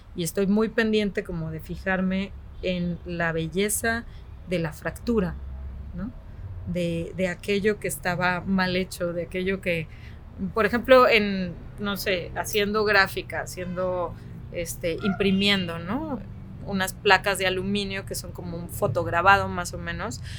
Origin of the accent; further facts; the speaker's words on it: Mexico; also born or lived in Guadalajara; soy una mujer mexicana que vive en Guadalajara